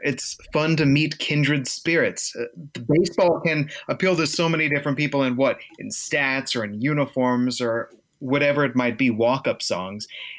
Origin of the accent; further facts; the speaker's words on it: Greenbelt, Maryland, United States; I grew up in Greenbelt, Maryland.